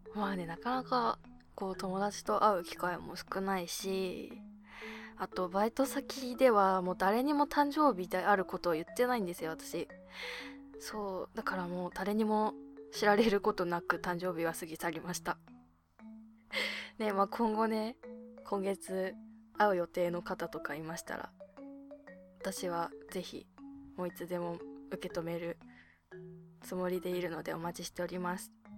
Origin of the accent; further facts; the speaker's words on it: Abashiri, Hokkaido, Japan; now in Tokyo, Japan; 私の地元の網走